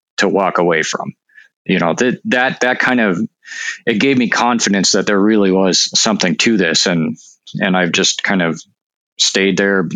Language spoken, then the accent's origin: English; North Dakota, United States; now in Washington, United States; I'm actually from North Dakota, which you may know is oftentimes considered to be a hotspot for UFOs. And so, you know, I grew up like I had relatives that saw UFOs